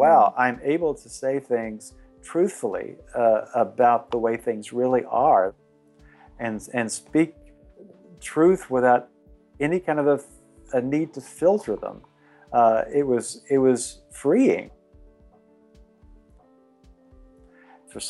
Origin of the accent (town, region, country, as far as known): Tennessee, United States; born or raised there